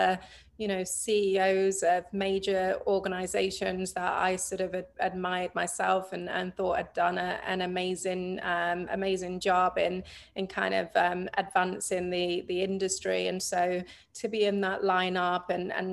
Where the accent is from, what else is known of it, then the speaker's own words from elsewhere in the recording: England, United Kingdom; moved away as an adult; now in United States; I grew up in England. I moved to the States when I was 23. So yeah, my whole life I spent in the UK